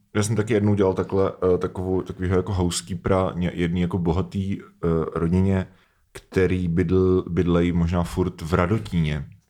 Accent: Pardubice Region, Czechia; v Pardubickém kraji, odkud pocházím

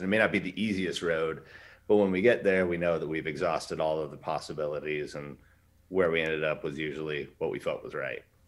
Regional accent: Alaska, United States; I'm from Westchester, Alaska.

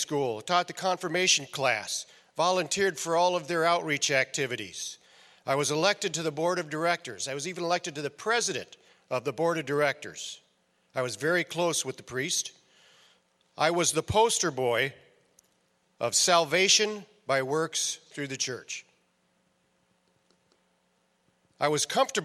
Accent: Northeast Iowa, United States; I was raised in Northeast Iowa.

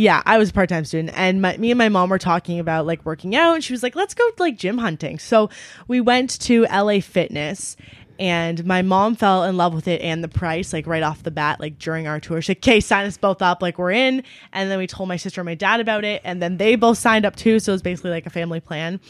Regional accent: Ontario, Canada; also born or lived in London, Ontario; my hometown, which we're currently

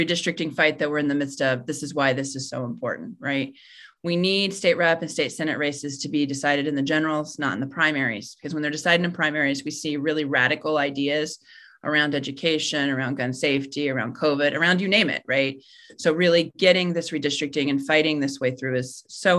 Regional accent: Dayton, Ohio, United States; I'm from Dayton

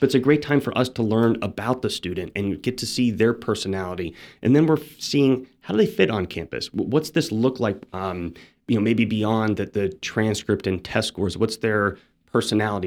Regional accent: Phoenix, Arizona, United States; moved away; I'm from Phoenix, Arizona

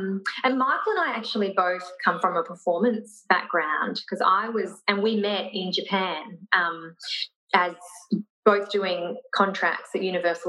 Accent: Brisbane, Queensland, Australia; now in Gold Coast, Australia; From Brisbane. Mm. So we were both actually from Brisbane.

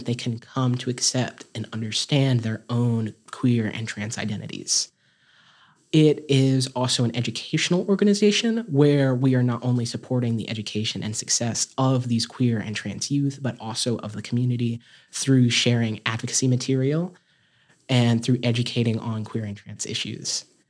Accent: Appalachia, United States; I am not only a transgender activist, I am an Appalachian activist, and I'm an activist for Southern people.

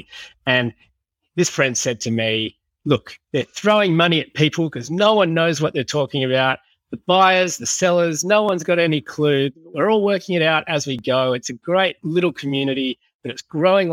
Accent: Sydney, New South Wales, Australia; I grew up in Sydney

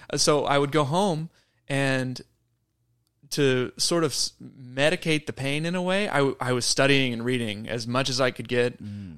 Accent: Wimberley, Texas, United States; my hometown of Wimberley, Texas

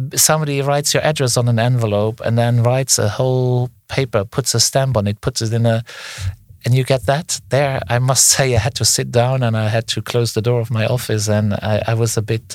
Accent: Luxembourg; I come from Luxembourg, a very small country

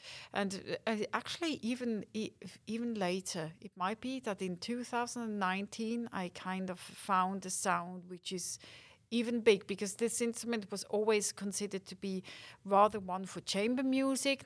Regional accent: Winterthur, Zurich, Switzerland; Winterthur, my hometown

